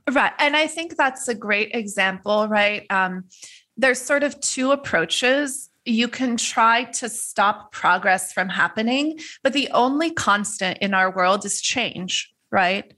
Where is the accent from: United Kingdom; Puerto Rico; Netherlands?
Netherlands; moved away; I grew up in the Netherlands